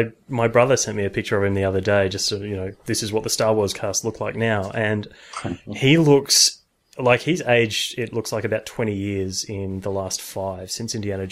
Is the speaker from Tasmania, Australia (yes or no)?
yes; Tasmania, Australia; now in Canberra, Australia; I am from Tasmania